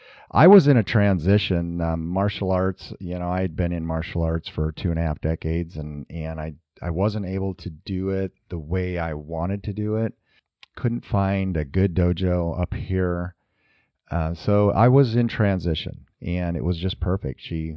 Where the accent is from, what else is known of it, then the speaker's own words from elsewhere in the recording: Iowa, United States; We're from Northern Iowa and, you know, we farmed up there and of course you're active on the farm.